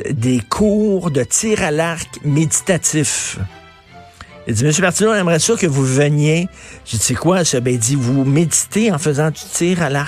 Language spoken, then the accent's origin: French; Montreal, Quebec, Canada; Moi, j'ai grandi à Verdun